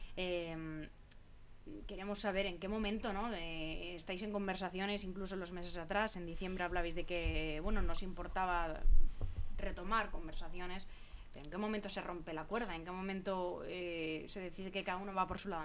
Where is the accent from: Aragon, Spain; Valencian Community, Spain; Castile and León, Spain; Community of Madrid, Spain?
Community of Madrid, Spain; Leganés; soy vecina de Leganés desde que nací